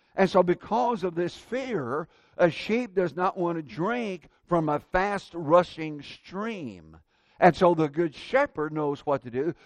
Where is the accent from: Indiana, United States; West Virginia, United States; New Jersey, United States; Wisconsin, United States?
Indiana, United States; I grew up in Indiana